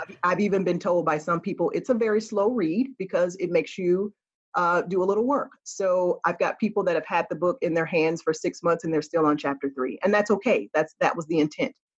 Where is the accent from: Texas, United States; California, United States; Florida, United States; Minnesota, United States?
Florida, United States; I'm a Florida girl